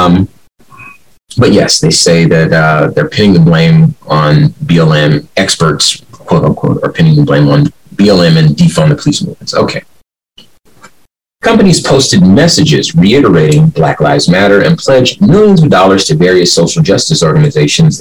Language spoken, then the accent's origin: English; Compton, California, United States; I'm from Compton